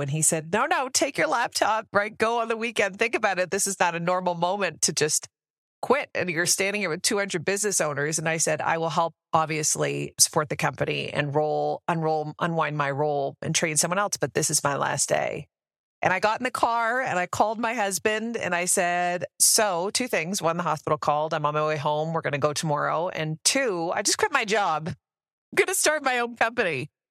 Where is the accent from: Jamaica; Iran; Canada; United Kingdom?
Canada; moved away as an adult; also born or lived in Denver, Colorado; now in United States; I actually born and raised in Canada, moved down to the U S ten years ago